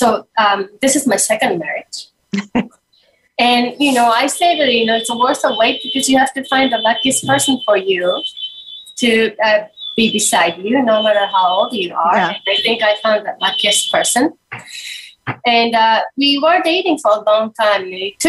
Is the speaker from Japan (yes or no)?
yes; Japan; And I grew up in Japan, but my mother was not, you know, had a completely different, you know, cultural background.